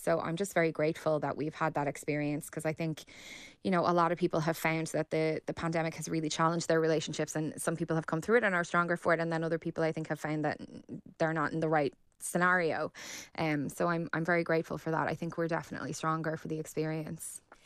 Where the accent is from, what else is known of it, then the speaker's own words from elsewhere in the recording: Ireland; as Irish people